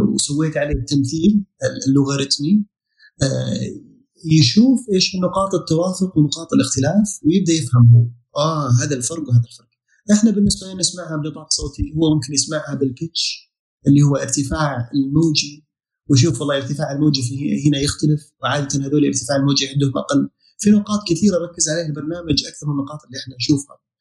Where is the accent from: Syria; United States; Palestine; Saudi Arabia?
Saudi Arabia; عندنا في السعوديه